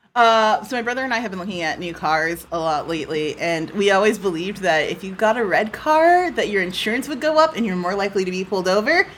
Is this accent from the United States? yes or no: yes; United States; an American citizen